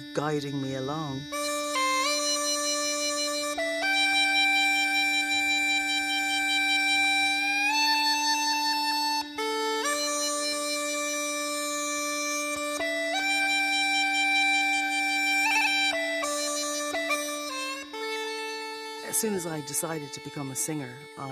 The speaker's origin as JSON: {"language": "English", "town": "Dublin", "region": "Leinster", "country": "Ireland", "tie": "born or raised there", "also_born_or_lived": "London / New York", "moved": "as an adult", "said": "I'm from Walkinstown in Dublin"}